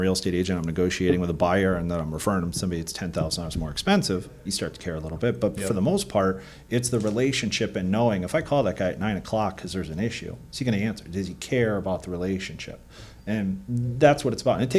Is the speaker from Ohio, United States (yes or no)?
yes; Akron, Ohio, United States; moved away; I'm from Akron, Ohio initially and moved here